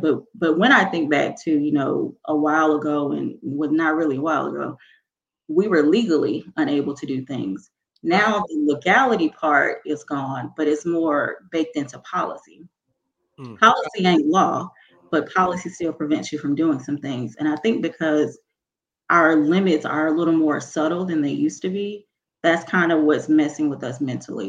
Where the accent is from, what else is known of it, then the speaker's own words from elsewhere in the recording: Mississippi, United States; I'm from Mississippi